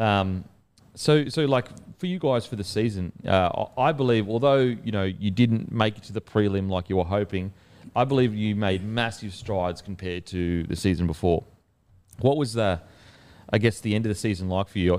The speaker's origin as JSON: {"language": "English", "region": "Queensland", "country": "Australia", "tie": "born or raised there", "said": "Queensland, it's, it's a little bit different now, but growing up, when I grew up, it wasn't multicultural really at all."}